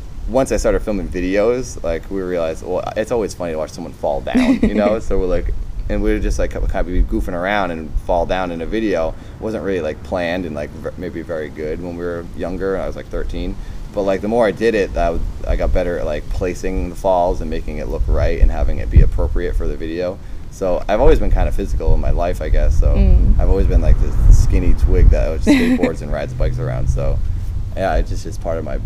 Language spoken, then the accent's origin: English; Massachusetts, United States; moved away as an adult; now in California, United States; I'm from Massachusetts